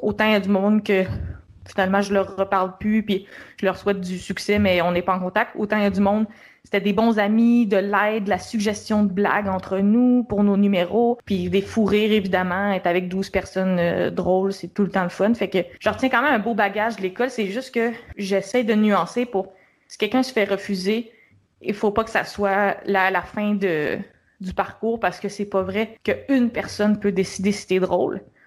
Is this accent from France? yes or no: no; Montreal, Quebec, Canada; Moi, je suis de Montréal